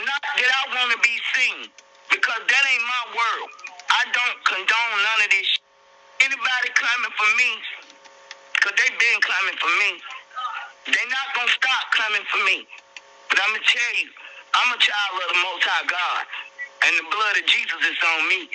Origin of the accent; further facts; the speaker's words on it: Atlanta, Georgia, United States; also born or lived in College Park, Georgia; I'm from the hood. I'm from Martin Luther King and Bankhead. I spent probably 30 years in College Park, Old National, Godless Road.